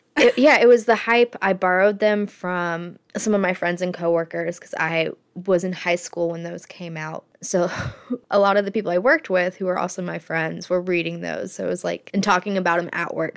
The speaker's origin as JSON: {"language": "English", "region": "Florida", "country": "United States", "tie": "born or raised there", "said": "I grew up in Florida"}